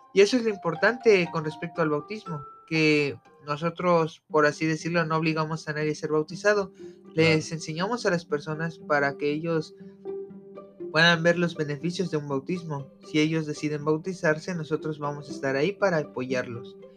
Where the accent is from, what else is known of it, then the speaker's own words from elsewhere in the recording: Mexico City, Mexico; moved away; yo vengo de la poderosísima Ciudad de México, allá donde hay mucho de todo.